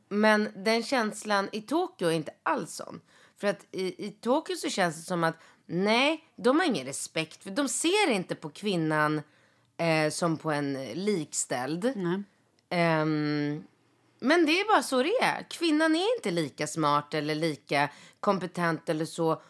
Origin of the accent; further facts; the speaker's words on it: Sweden; jag då som är en svensk eh, tjej.